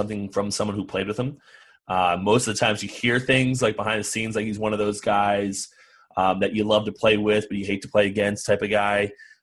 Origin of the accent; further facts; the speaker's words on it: New Jersey, United States; I grew up in New Jersey